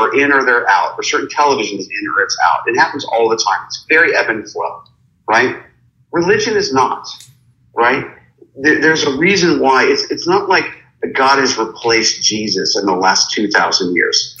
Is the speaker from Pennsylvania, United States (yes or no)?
yes; Pittsburgh, Pennsylvania, United States; growing up in Pittsburgh